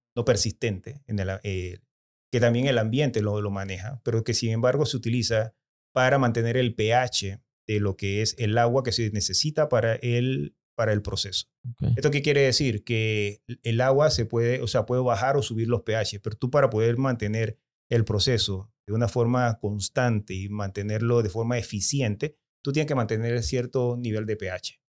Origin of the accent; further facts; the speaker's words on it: Chitré, Herrera, Panama; Yo soy de Chitré.